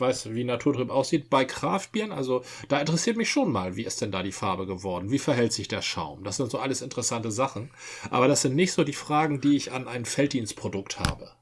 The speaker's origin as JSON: {"language": "German", "area": "Dithmarschen", "region": "Schleswig-Holstein", "country": "Germany", "moved": "yes", "lives_now": "Hamburg, Germany", "said": "da, wo ich herkomme, Dithmarschen"}